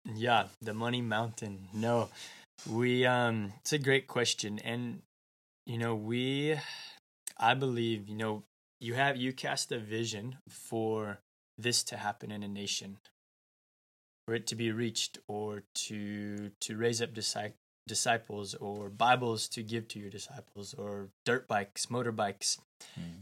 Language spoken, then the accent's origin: English; United States; I'm from the United States